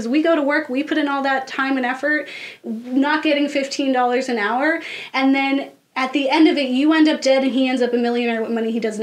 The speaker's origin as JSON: {"language": "English", "country": "United States", "said": "being an American and understanding how Americans think"}